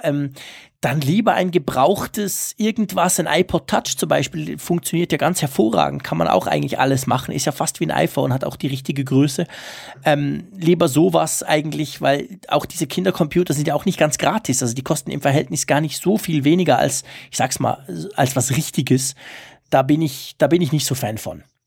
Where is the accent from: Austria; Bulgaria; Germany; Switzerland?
Switzerland; accent: Swiss German; Ich versuche ja nicht allzu fest Schweizer Dialekt zu sprechen, aber klar, ich bin ja kein Deutscher, das hört man